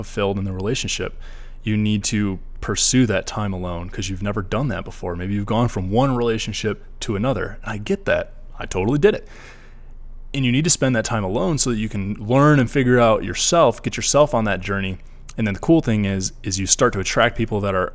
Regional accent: Michigan, United States; moved away as an adult; I'm from Michigan

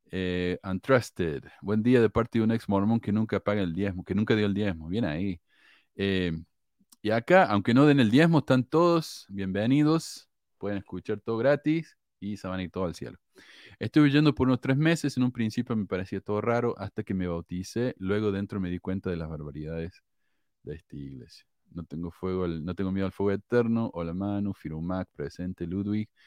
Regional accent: Mexico; Aquí en mi país ha habido negros desde la dominación española. Y recientemente el gobierno del presidente este inepto y tonto que tenemos, López Obrador, ha permitido la entrada de negros de Haití

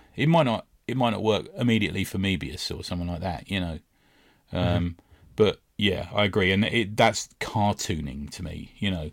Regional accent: London, United Kingdom; growing up in West London

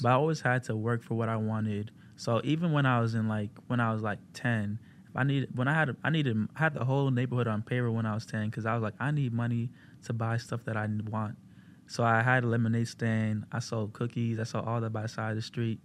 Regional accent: Maryland, United States; moved away; I'm from Maryland

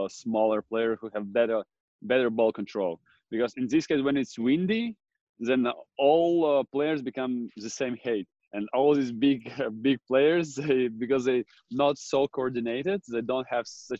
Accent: Jurmala, Latvia; it's pretty windy in Jurmala, my hometown where I grew up

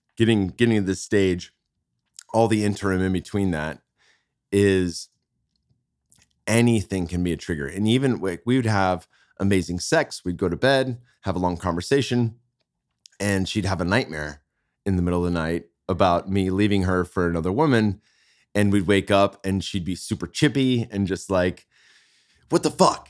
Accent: Bay Area, California, United States; now in Austin, United States; I'm from the Bay Area.

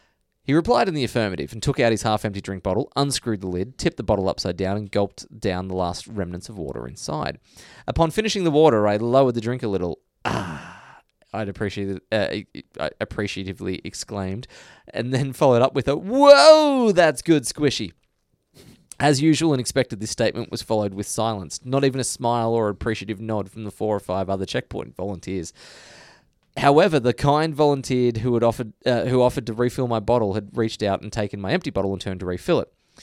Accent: Melbourne, Victoria, Australia; I am from Melbourne.

